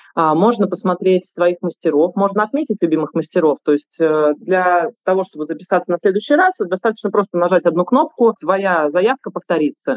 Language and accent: Russian; Saint Petersburg, Russia; я тоже как петербурженка